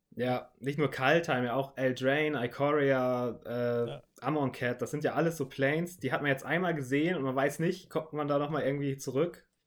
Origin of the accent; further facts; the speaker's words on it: Northern Germany, Germany; moved away; ursprünglich komme ich wirklich aus Norddeutschland und da ging es in meinem kleinen Dorf